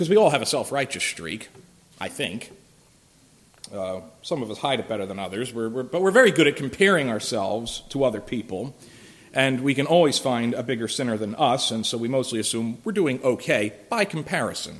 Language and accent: English; Philadelphia, Pennsylvania, United States; moved away; I'm from Philadelphia originally